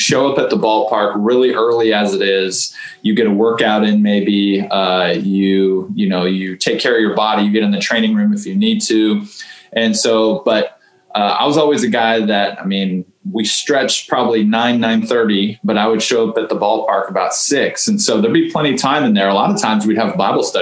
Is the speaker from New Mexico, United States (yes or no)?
no; Houston, Texas, United States; growing up in Houston